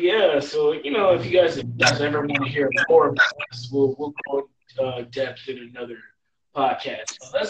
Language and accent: English; Compton, California, United States; we're both from Compton, you know, the hub city.